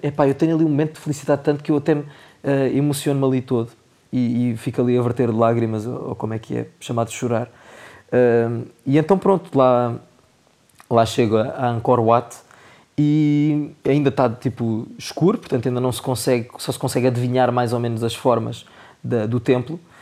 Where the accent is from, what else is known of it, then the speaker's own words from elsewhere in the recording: Portugal; quando os portugueses estão a falar inglês, toda a gente sabe qual é o sotaque que a gente tem